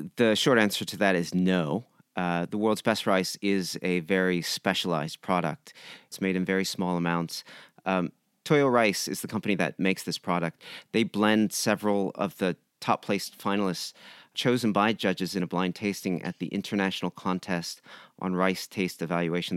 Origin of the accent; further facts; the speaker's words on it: San Diego, California, United States; moved away as an adult; now in Japan; I grew up in San Diego. My mother is from Japan